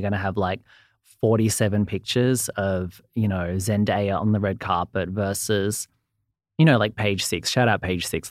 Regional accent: Australia; accent: Australian; I'm from Australia, as you can probably hear from the accent.

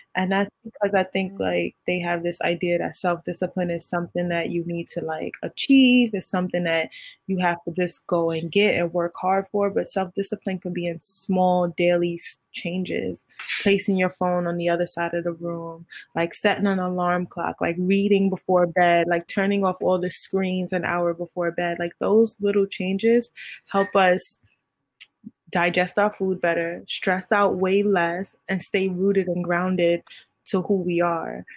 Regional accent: New York City, New York, United States; I'm from Brooklyn

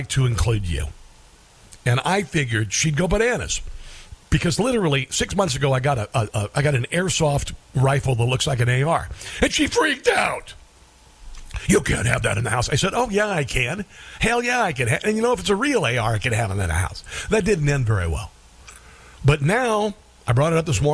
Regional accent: Midwest, United States; I grew up in the Midwest.

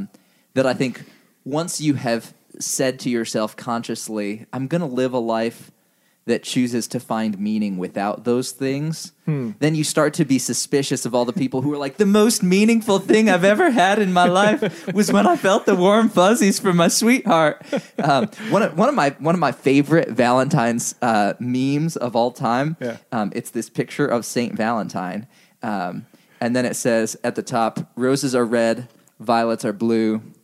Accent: Indonesia; Yeah. Well, I mean, if anything, Indonesia made me even more predisposed to not think that Western church history was like a significant object of study.

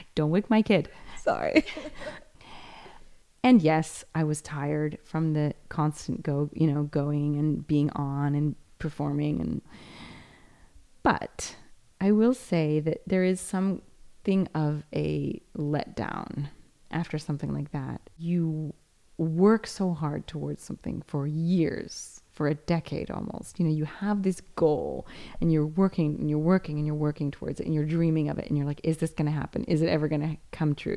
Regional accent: United States; now in Rome, Italy; this place it was my hometown

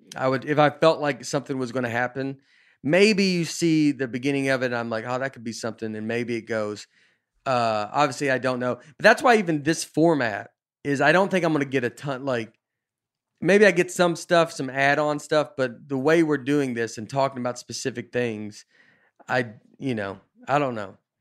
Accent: the South, United States; moved away as an adult; also born or lived in Nashville / Chicago / New York; I grew up in the South

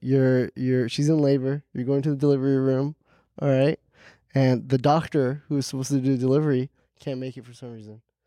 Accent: Hackensack, New Jersey, United States; I was born in Jersey

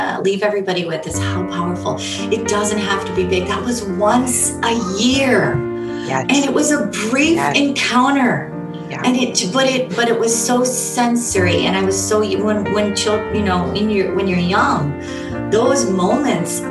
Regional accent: Northwest Indiana, United States; now in Michigan, United States; We grew up in Northwest Indiana where it's right by the steel mills

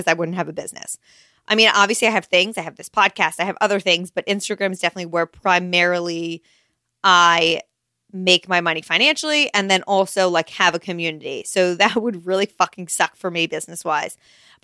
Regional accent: Princeton, New Jersey, United States; also born or lived in New York; I was raised in New York until I was 3. And then I moved to New Jersey and I've lived in this house in Princeton for the rest of my New Jersey life

